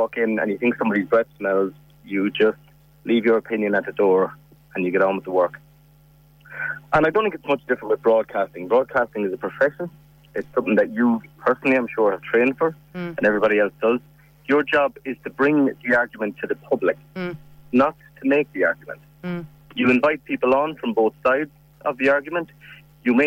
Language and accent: English; Ireland; as Irish people